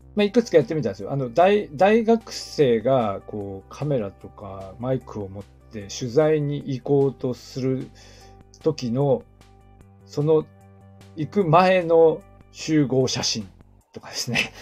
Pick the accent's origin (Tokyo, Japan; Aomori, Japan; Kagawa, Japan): Aomori, Japan; also born or lived in Hokkaido; now in Niigata, Japan; 私の出身地の青森